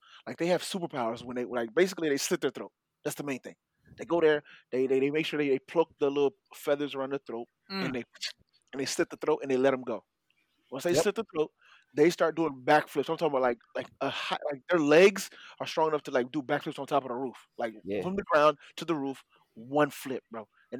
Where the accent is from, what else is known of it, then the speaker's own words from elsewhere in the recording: Haiti; moved away; growing up in Haiti